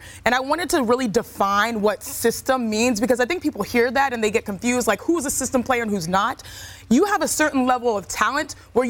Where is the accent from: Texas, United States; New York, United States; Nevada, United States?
Texas, United States; Houston; because I'm someone from Houston